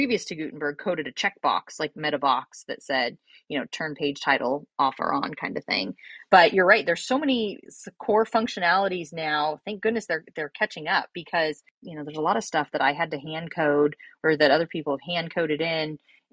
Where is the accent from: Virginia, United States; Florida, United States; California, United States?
California, United States; Northern; also born or lived in Europe (France, French-speaking area); I live in my hometown, which I, you know, I grew up here. So I was fortunate to have a large network. However, when I started my business, I was actually living in Europe. So I'm in Northern California now